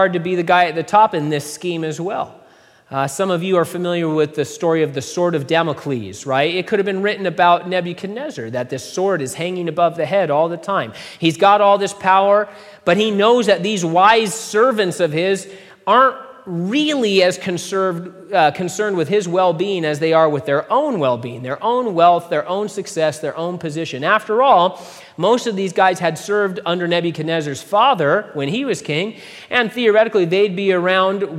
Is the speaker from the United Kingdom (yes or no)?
no; United States; I'm an American